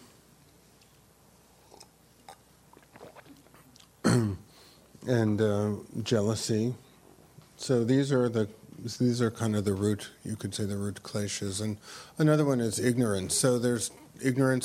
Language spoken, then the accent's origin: English; New York City, New York, United States; I grew up on the Lower East Side